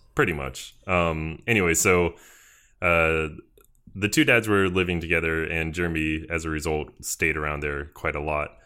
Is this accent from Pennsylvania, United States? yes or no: no; Georgia, United States; I am from Georgia, which is in the sou-, or southern United States.